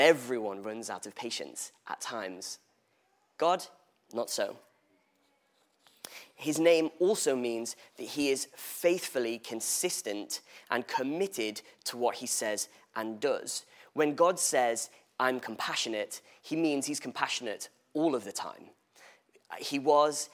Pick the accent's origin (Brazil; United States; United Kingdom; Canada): United Kingdom; England; I was born in England, which would make me English. Oh my days. For the record, I refer to myself as Welsh, to Welsh parents